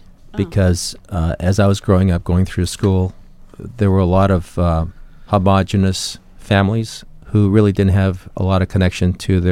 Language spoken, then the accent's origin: English; San Diego, California, United States; growing up in San Diego